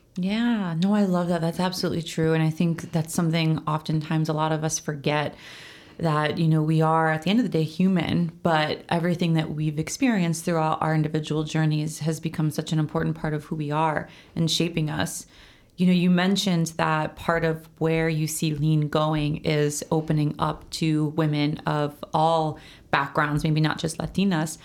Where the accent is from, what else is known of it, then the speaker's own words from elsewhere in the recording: United States; I was born in America, I'm Puerto Rican and Italian